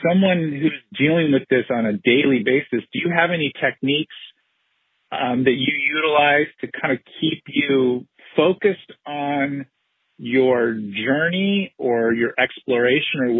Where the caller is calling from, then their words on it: Southern California, United States; I'm calling from Southern California.